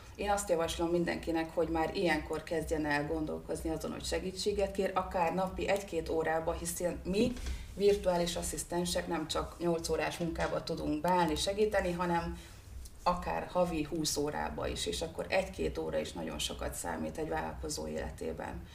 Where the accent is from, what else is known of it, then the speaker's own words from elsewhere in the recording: Hungary; also born or lived in Budapest; én vidéki vagyok, vidékre hazaköltöztem